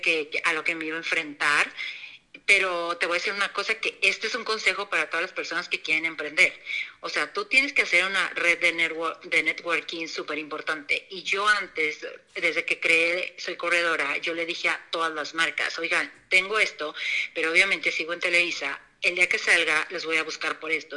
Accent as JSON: {"language": "Spanish", "town": "Torreón", "region": "Coahuila", "country": "Mexico", "tie": "born or raised there", "also_born_or_lived": "Mexico City", "moved": "as an adult", "said": "yo nací en Torreón"}